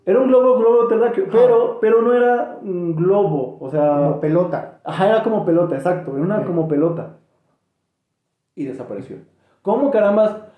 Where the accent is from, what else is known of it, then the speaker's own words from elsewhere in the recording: State of Mexico, Mexico; Somos mexiquenses.